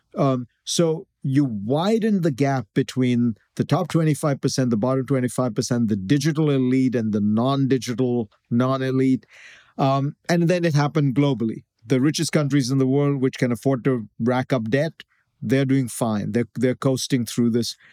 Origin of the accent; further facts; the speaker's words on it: India; moved away; I grew up in India